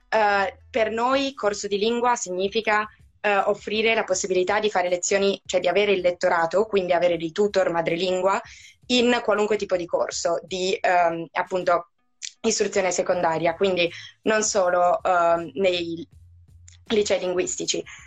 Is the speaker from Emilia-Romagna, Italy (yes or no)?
yes; Ferrara, Emilia-Romagna, Italy; ho 23 anni, vengo da Ferrara